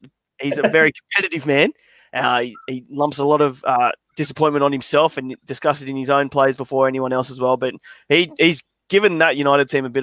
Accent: Macarthur, New South Wales, Australia; we're all from MacArthur

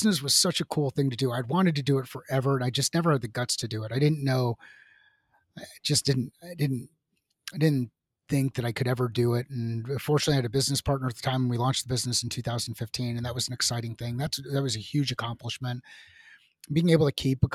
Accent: Southern California, United States; moved away as an adult; also born or lived in New York / Seattle; now in Arizona, United States; I am originally from New York, went to high school in Southern California

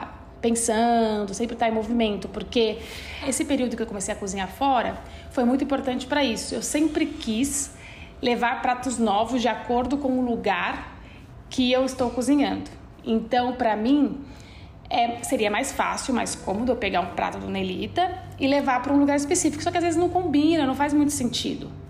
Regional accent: Guaratinguetá, São Paulo, Brazil; accent: caipira R ("você puxa o R"); also born or lived in Denmark; now in São Paulo, Brazil; a forma com que eu comia em Guaratinguetá. Então eu sou do interior de São Paulo

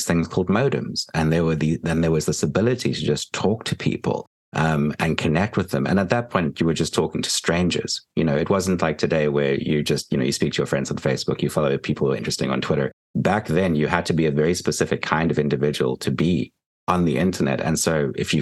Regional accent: Port Elizabeth, Eastern Cape, South Africa; moved away as an adult; now in New Jersey, United States; I grew up in Port Elizabeth, which is a tiny town on the tip of South Africa. And I spent the first 18 years of my life there.

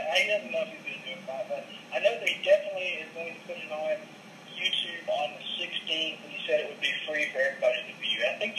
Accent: Birmingham, Alabama, United States; moved away as an adult; now in Olive Branch, United States; Well, I'm from Birmingham, Alabama, but I've recently relocated to Olive Branch, Mississippi. So about 30 minutes from Memphis, about 30 minutes from Graceland anyway.

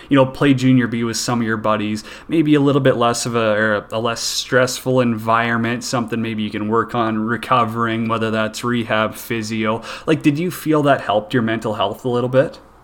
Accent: Saskatchewan, Canada; I grew up in Saskatchewan

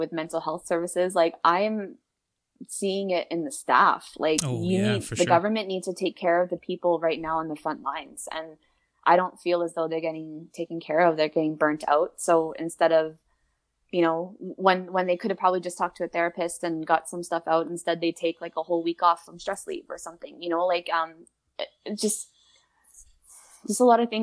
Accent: Winnipeg, Manitoba, Canada; I was born and raised in the North End of Winnipeg

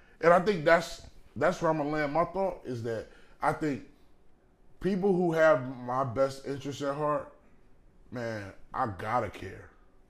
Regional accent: Texas, United States; Hey, I'm from Texas, y'all.

